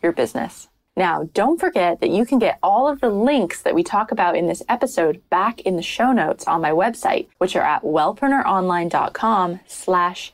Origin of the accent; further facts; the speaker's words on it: United States; now in London, United Kingdom; Holly and I are both in London and we're both American